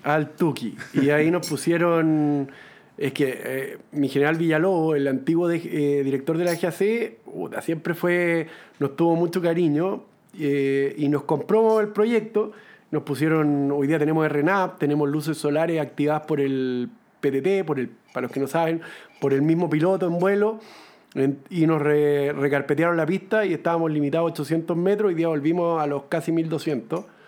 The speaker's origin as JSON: {"language": "Spanish", "country": "Chile", "said": "yo soy de Valle, ahí hay un club aéreo"}